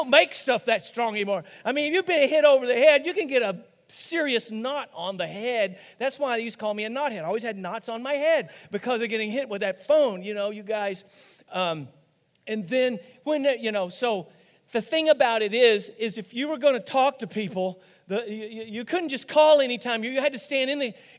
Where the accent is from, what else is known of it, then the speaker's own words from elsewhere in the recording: Rosebud, United States; growing up on a dairy farm, here it comes, in Rosebud, okay? Actually, outside of Rosebud.